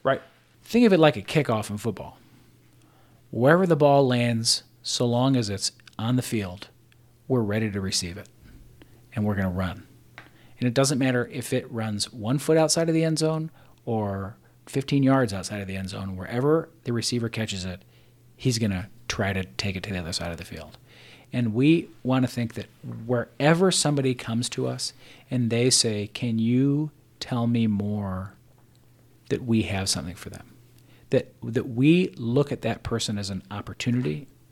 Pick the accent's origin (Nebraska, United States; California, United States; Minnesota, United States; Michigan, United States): Nebraska, United States; Omaha; I'm from West Omaha